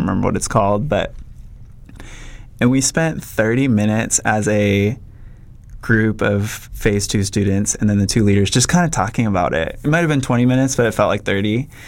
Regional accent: Minnesota, United States; moved away as an adult; also born or lived in Redding, California; I am originally from Minnesota. Moved to Redding, California when I was 18

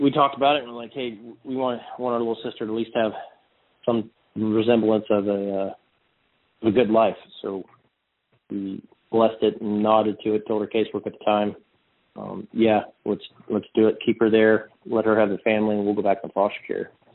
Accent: Texas, United States; also born or lived in Odessa, Texas; born and raised in Texas, uh, born in Odessa, actually, great football uh, part of the world, and um, relocated to uh, Central Texas

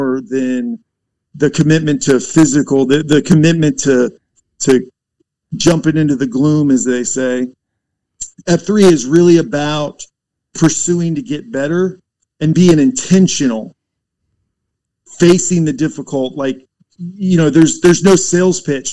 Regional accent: Florida, United States; also born or lived in Virginia / Tennessee; now in North Carolina, United States; technically I was born in Virginia, but I don't claim that as home because I spent most of my life in Florida on the beaches and hiding from hurricanes.

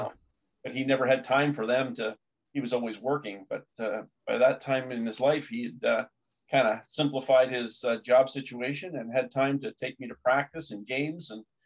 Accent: Hamilton, Ontario, Canada; I grew up in Hamilton

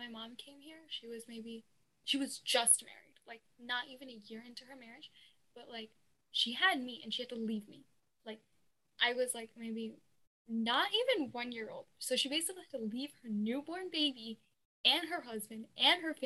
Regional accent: United States; born or raised there

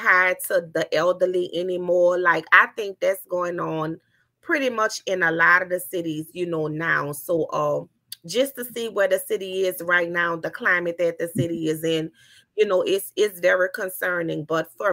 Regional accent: New Orleans, Louisiana, United States; growing up in New Orleans, Louisiana, you know, it was rough

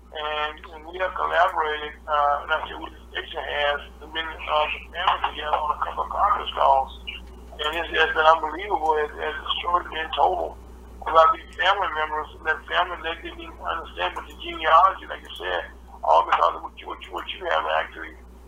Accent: the South, United States; I grew up in the South myself

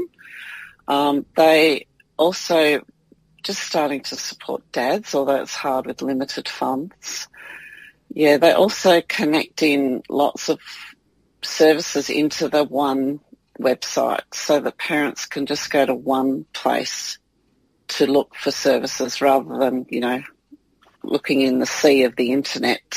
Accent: New South Wales, Australia; moved away; also born or lived in Victoria; I was born in New South Wales, but we were living in Victoria

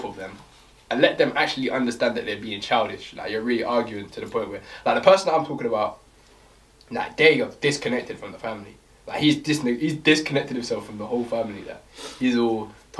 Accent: Jamaica; I'm Jamaican.

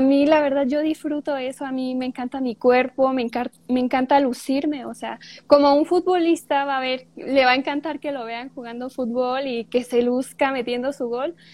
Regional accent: Puruándiro, Michoacán, Mexico; soy de Puruándiro, cerca de Morelia. Estudio en Morelia, pero yo soy de Puruándiro. Aquí vivo

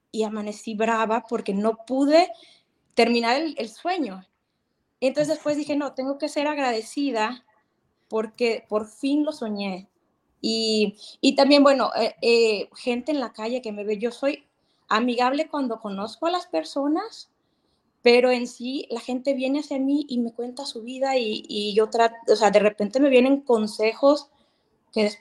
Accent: Mexico; now in California, United States; Yo los veo desde California, pero soy mexicana.

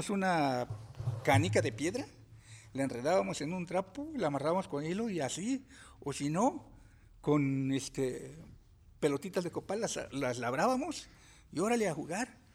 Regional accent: Puebla, Mexico; soy nativo en el estado de Puebla.

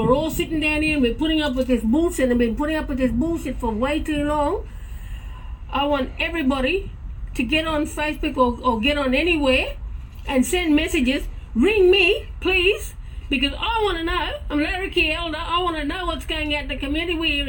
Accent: Larrakia country, Northern Territory, Australia; I'm from Larrakia country

